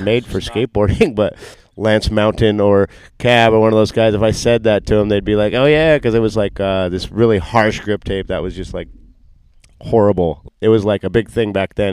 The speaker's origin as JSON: {"language": "English", "town": "Costa Mesa", "region": "California", "country": "United States", "tie": "born or raised there", "said": "I grew up in Orange County, Costa Mesa, Newport Beach area"}